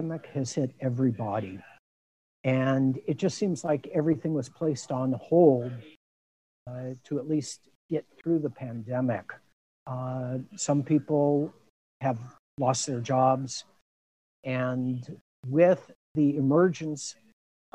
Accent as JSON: {"language": "English", "town": "Long Beach", "region": "California", "country": "United States", "tie": "born or raised there", "also_born_or_lived": "Chicago / Milwaukee / Baltimore", "moved": "as an adult", "lives_now": "Tucson, United States", "said": "I was born in Chicago, grew up in Long Beach, California"}